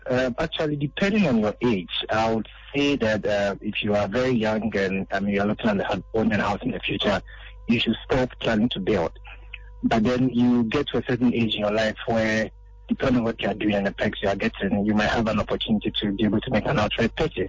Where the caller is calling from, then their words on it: Agogo, Ashanti, Ghana; I'm calling from Agogo.